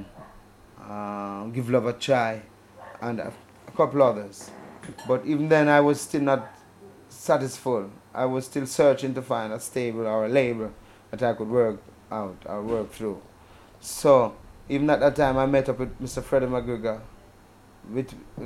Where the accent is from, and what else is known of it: Manchester Parish, Jamaica